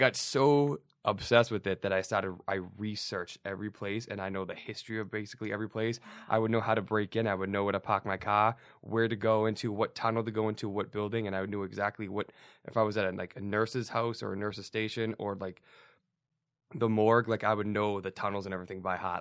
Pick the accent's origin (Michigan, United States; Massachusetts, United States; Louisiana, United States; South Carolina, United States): Massachusetts, United States; Somerville; I grew up in Somerville